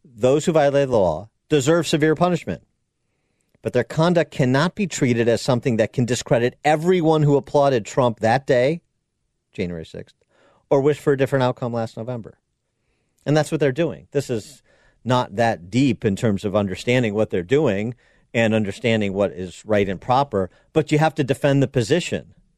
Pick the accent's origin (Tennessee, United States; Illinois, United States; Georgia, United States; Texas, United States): Illinois, United States; my home state of Illinois